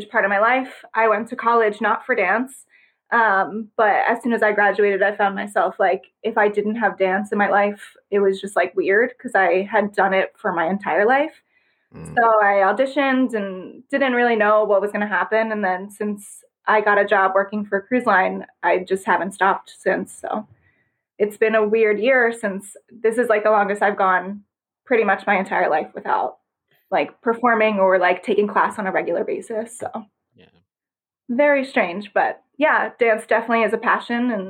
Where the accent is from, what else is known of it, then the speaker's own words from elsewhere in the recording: Philadelphia area, Pennsylvania, United States; I'm from Pennsylvania, more towards the Philadelphia area